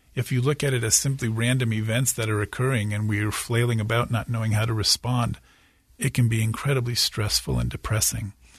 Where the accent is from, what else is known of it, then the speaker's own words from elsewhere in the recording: California, United States; I'm from California and certainly spent most of my life on the West Coast